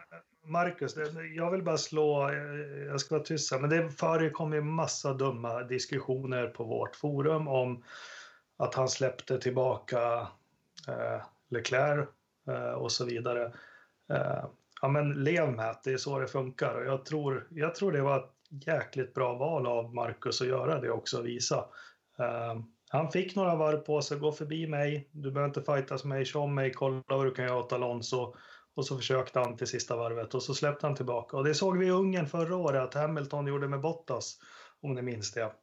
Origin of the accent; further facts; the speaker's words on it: Sweden; det man skulle vilja som svensk